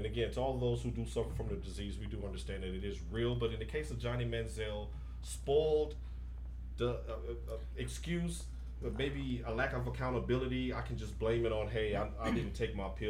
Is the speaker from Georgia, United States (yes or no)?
no; Nashville, Tennessee, United States; I'm from Nashville, Tennessee